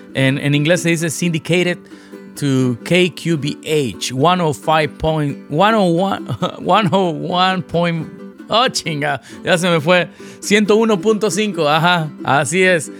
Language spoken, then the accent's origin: Spanish; Veracruz, Mexico; now in Los Angeles, United States; mi ciudad natal, Veracruz